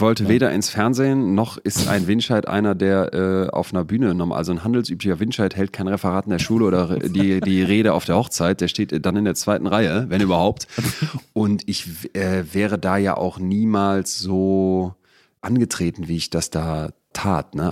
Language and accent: German; Solingen, North Rhine-Westphalia, Germany; also born or lived in Bergisch Gladbach / Cologne; bin ich also in Bergisch Gladbach geboren, in Köln-Ehrenfeld dann die ersten sechs Jahre und dann nach Jetzt kommt noch eine Steigerung. Solingen.